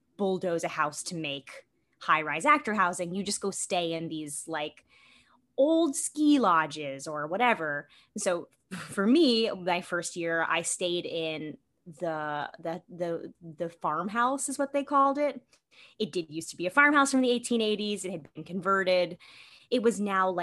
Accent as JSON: {"language": "English", "town": "New York City", "region": "New York", "country": "United States", "tie": "born or raised there", "said": "I grew up in New York City. I'm born and bred New York City."}